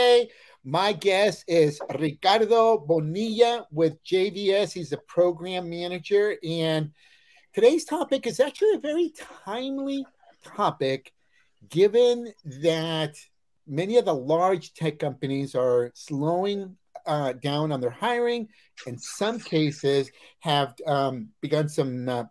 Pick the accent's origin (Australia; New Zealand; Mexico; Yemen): Mexico